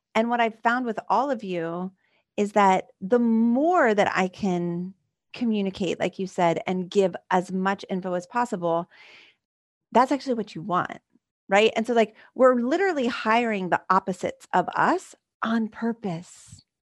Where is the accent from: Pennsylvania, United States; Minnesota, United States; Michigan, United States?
Pennsylvania, United States; Philadelphia; this, like, Philly girl